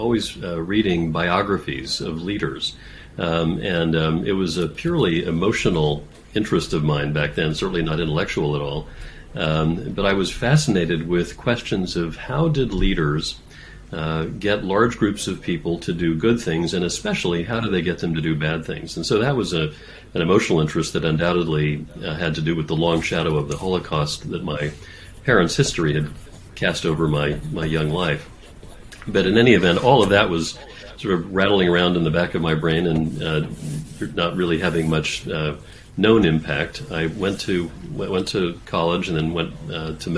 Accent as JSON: {"language": "English", "region": "Texas", "country": "United States", "tie": "born or raised there", "also_born_or_lived": "Massachusetts", "moved": "as an adult", "said": "I went back to medical school in my home state of Texas"}